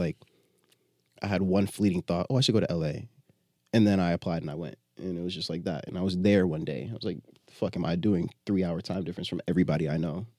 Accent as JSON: {"language": "English", "town": "Binghamton", "region": "New York", "country": "United States", "tie": "born or raised there", "also_born_or_lived": "Jamaica (ancestry)", "moved": "as an adult", "lives_now": "Brooklyn, United States"}